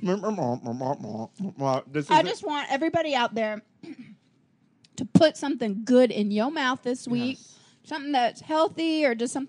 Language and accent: English; Nashville, Tennessee, United States; I'm from Nashville.